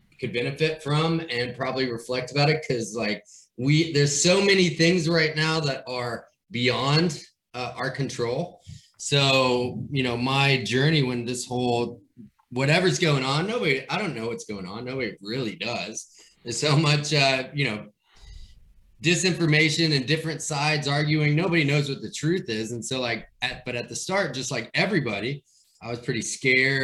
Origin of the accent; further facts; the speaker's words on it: Bowling Green, Kentucky, United States; now in Nashville, United States; I'm originally from Kentucky, right? So yeah. Bowling Green, outside of there, my family has a farm